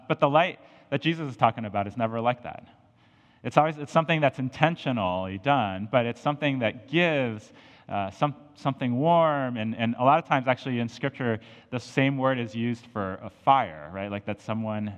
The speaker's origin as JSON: {"language": "English", "region": "Colorado", "country": "United States", "tie": "born or raised there", "moved": "yes", "lives_now": "St. Louis, United States", "said": "growing up in Colorado"}